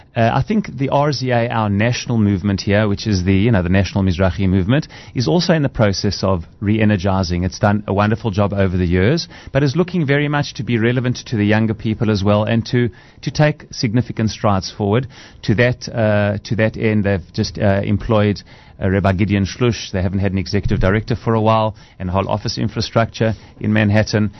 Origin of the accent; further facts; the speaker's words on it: South Africa; accent: South African; moved away as an adult; also born or lived in Israel; my accent is a South African accent.